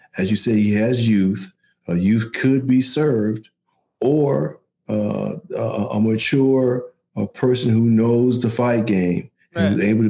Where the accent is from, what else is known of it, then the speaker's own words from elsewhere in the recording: Midwest, United States; I'm from the Midwest.